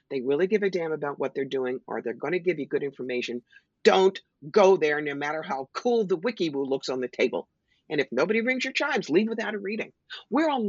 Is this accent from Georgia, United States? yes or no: no; New York, United States; I'm a New Yorker. I'm in your face.